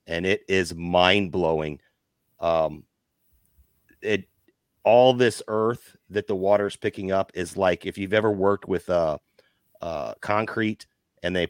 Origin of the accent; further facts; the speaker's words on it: Southern Illinois, United States; moved away; I'm from Southern Illinois originally, and I knew about this in grade school